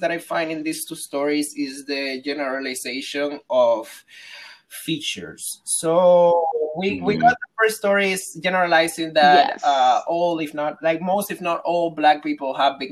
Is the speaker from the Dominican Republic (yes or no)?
yes; Dominican Republic; moved away; as a Dominican growing up in Dominican Republic, around the Dominican culture